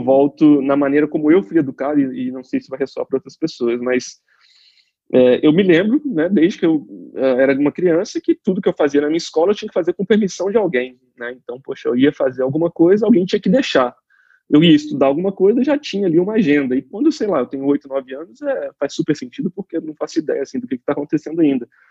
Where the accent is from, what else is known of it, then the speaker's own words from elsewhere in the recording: Juiz de Fora, Minas Gerais, Brazil; eu me formei em administração na Universidade Federal de Juiz de Fora, né, que é a minha cidade natal